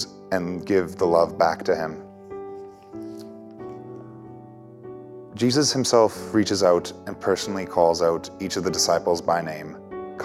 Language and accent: English; Leduc County, Alberta, Canada; I am from Leduc County, Alberta, and I'm a second-year student here at St. Therese